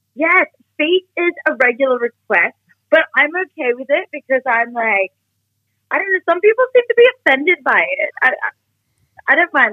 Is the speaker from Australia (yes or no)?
yes; Australia; accent: Australian; also born or lived in Newcastle; now in Sydney, Australia; I am Australian. If you cannot tell from my accent